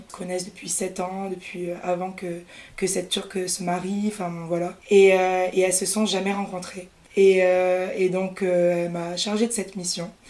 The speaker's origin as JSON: {"language": "French", "town": "Toulouse", "region": "Occitania", "country": "France", "tie": "born or raised there", "moved": "as an adult", "said": "bah moi je suis née à Toulouse où j'ai grandi euh, jusqu'au lycée."}